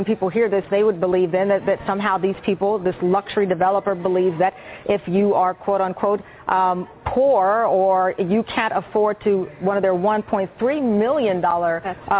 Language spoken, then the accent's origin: English; Texas, United States; now in New York, United States; I'm from Texas